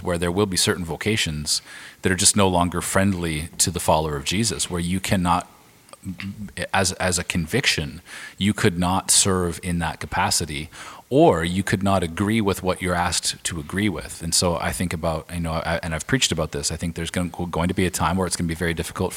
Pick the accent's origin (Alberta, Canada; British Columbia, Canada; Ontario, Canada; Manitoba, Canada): Alberta, Canada; moved away as an adult; now in Vancouver, Canada; we're from Alberta originally, my wife